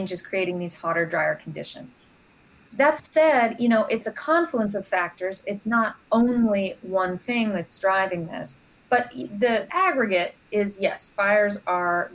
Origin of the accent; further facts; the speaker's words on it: Southern California, United States; moved away; I grew up in Southern California